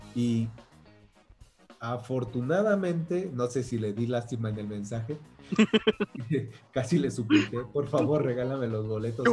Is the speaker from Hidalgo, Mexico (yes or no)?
no; Michoacán, Mexico; yo soy de Michoacán